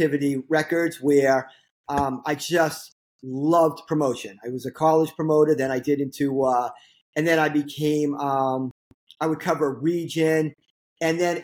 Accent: Boston, Massachusetts, United States; moved away as an adult; also born or lived in Syracuse; I grew up in Boston

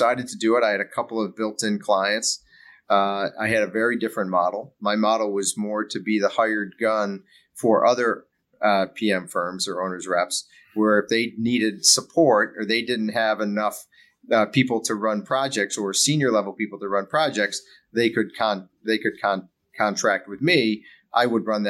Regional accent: Buffalo, New York, United States; I grew up in Buffalo

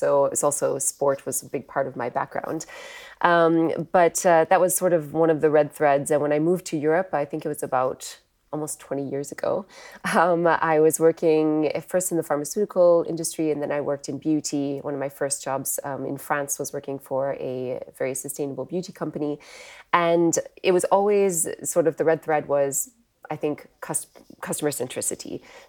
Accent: Wisconsin, United States; now in United Kingdom; as you can probably tell from my accent, I'm not born in the UK. I'm actually from the US originally. I grew up in the Midwest in Wisconsin.

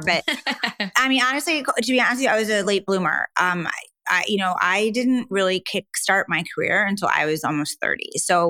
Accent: Midwest, United States; moved away as an adult; also born or lived in New York, United States / Wisconsin, United States; now in Lisbon, Portugal; I'm from the Midwest

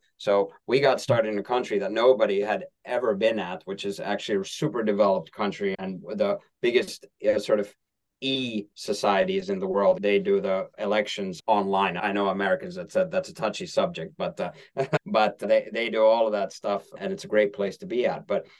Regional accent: Helsinki, Uusimaa, Finland; English is a second language; moved away; And I'm from Helsinki, Finland, lived in five countries, but that's my hometown.

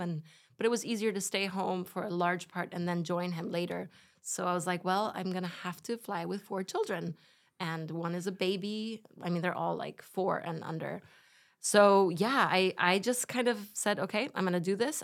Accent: Spain; my parents are German. I grew up in Spain

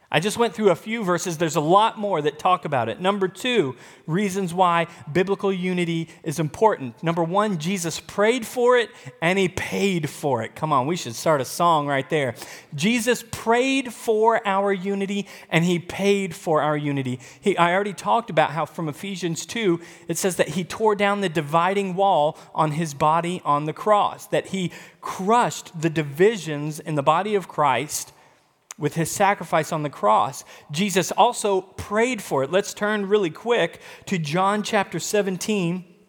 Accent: the South, United States; moved away as an adult; also born or lived in Texas / Midwest; I grew up in the South. My whole life up until ten years ago, I was abundantly using phrases like y'all

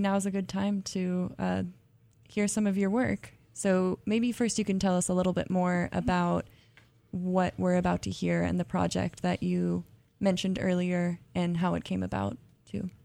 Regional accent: California, United States; I'm from California too

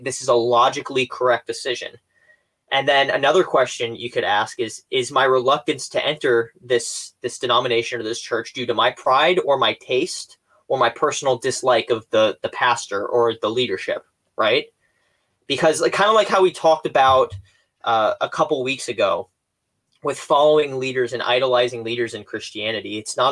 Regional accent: the South, United States; I grew up in the South down here

